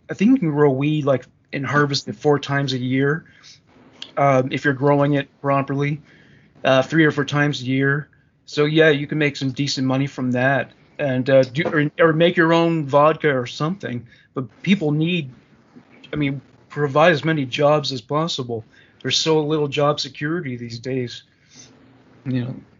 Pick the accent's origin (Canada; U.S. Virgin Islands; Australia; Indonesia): Canada; as a Canadian